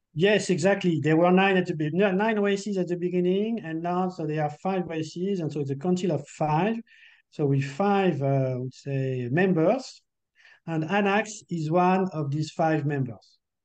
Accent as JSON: {"language": "English", "country": "France", "accent": "French", "second_language": "English"}